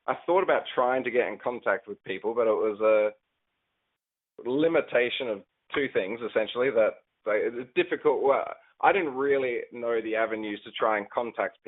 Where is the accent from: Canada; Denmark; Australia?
Australia; here in Australia